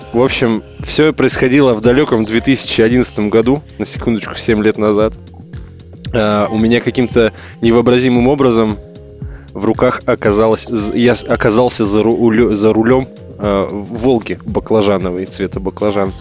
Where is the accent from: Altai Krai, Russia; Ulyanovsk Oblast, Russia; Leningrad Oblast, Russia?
Altai Krai, Russia; moved away; в родной город на Алтай туда, Алтай Алтайский край